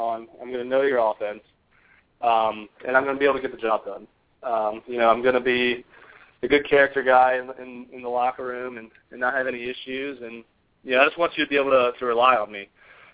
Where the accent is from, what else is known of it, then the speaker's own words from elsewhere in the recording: Virginia, United States; I'm from Virginia